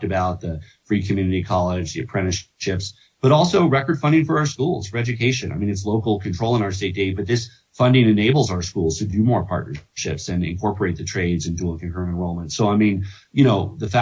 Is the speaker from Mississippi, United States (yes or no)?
no; Boulder, Colorado, United States; my hometown, Boulder